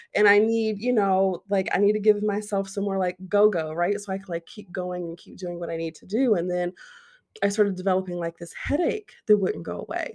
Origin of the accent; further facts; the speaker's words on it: Ohio, United States; moved away as an adult; now in Arizona, United States; I am born and raised Ohio. Yes, I am an Ohio girl all of my days